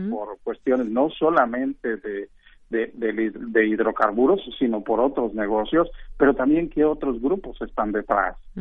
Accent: Guanajuato, Mexico; yo soy oriundo del Estado de Guanajuato

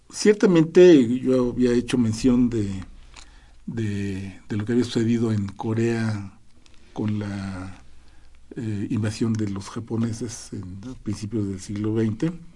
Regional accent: Mexico

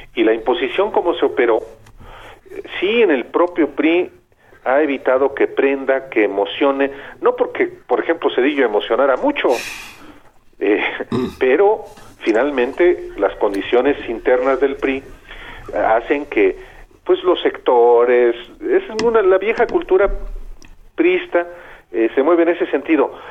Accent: Lagos de Moreno, Jalisco, Mexico; moved away; Yo soy de Lagos de Moreno, Jalisco

